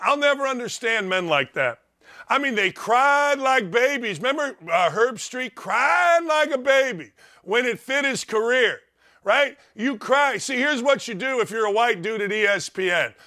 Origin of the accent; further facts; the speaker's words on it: Gary, Indiana, United States; now in Indianapolis, United States; I grew up in Gary, Indiana